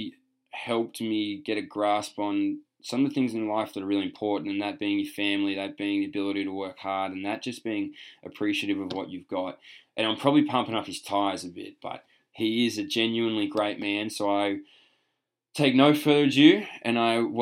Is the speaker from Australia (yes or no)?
yes; Australia; moved away